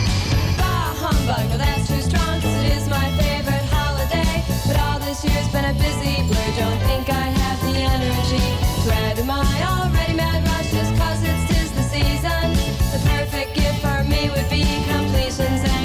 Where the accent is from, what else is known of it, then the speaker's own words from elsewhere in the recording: Cleveland, Ohio, United States; growing up in Cleveland